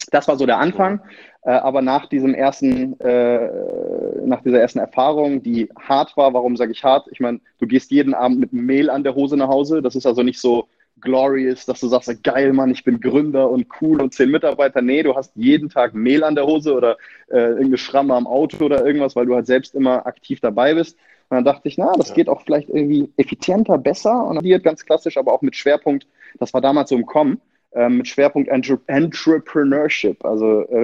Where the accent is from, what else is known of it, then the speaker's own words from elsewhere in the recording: Achim, Lower Saxony, Germany; born there; ja, also ich bin in Achim bei Bremen geboren. Also ich zähle mich äh, nichtsdestotrotz als äh, Bremer Junge quasi